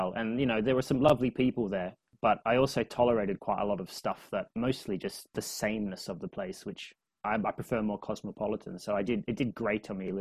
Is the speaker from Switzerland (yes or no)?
no; Australia; an Australian culture